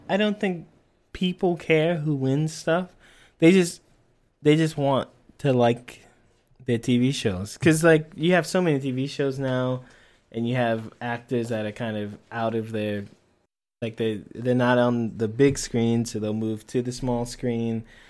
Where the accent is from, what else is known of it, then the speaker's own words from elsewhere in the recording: United States; being an American